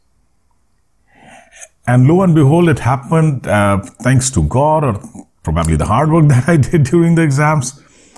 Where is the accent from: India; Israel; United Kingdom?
India; born or raised there